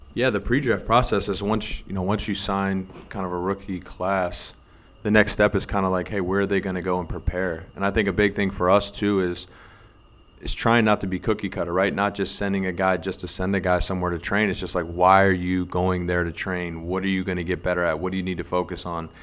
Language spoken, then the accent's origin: English; United States; moved away as an adult; as an American player